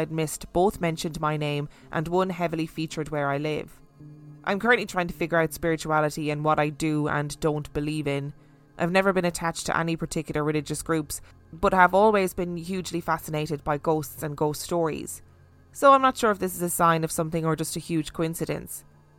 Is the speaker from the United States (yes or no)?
no; Brighton, South East England, United Kingdom; In that episode, you talked about the Theatre Royal in Brighton, which I know very well as I was born and raised in Brighton.